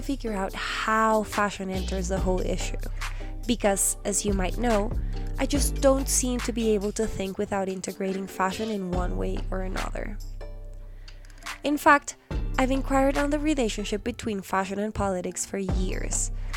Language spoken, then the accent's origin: English; Colombia; my home country of Colombia